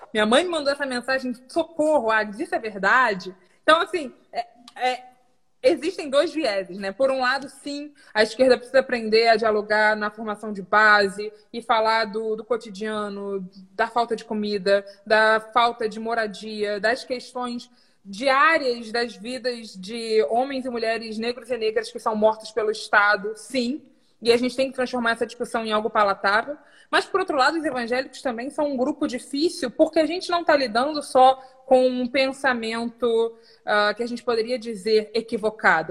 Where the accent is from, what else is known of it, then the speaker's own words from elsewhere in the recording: Rio, Rio de Janeiro, Brazil; sou do Rio também